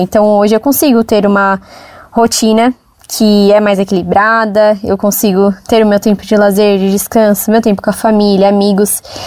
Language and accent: Portuguese; São Paulo, Brazil; Eu nasci e cresci no Jardim Brasil, que é um bairro, um lugar assim de poucas oportunidades.